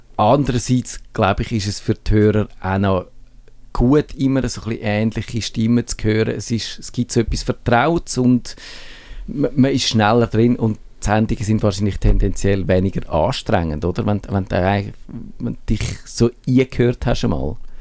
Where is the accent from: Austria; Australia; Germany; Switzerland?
Switzerland; wir Schweizer